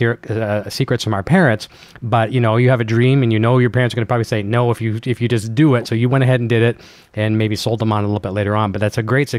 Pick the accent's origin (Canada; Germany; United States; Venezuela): Canada; So you come from a small town, and I like to say small town Canada, just like me.